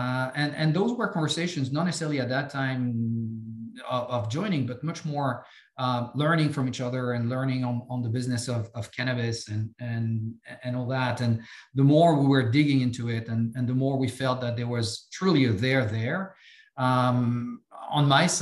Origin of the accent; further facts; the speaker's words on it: France; accent: French; English is a second language; moved away as an adult; I have some accent. I'm French. I grew up in France